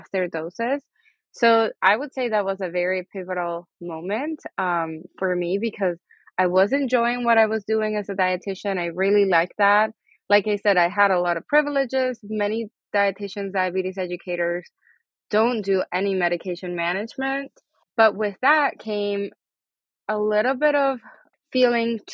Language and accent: English; Venezuela; first language Spanish; English is a second language; now in United States; My primary language is Spanish. I'm actually from Venezuela, but I've been in the U.S. for many years now.